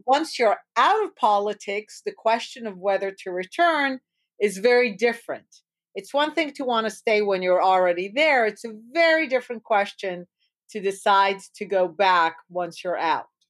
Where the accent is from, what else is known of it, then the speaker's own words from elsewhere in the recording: Jerusalem, Jerusalem District, Israel; born and raised in Israel, uh, in Jerusalem